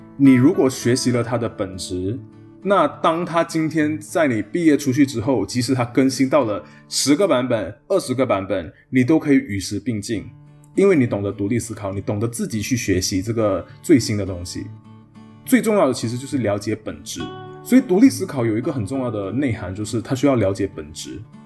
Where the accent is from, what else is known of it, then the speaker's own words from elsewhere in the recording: Malaysia; moved away as an adult; also born or lived in Taiwan; 我作为马来西亚人的自我认同，甚至作为读中生的一个自我认同